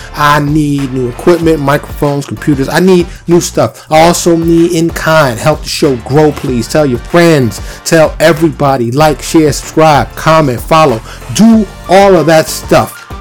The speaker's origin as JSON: {"language": "English", "town": "New York City", "region": "New York", "country": "United States", "tie": "born or raised there", "moved": "yes", "lives_now": "Texas, United States", "said": "born and raised in New York City, I now reside in Texas."}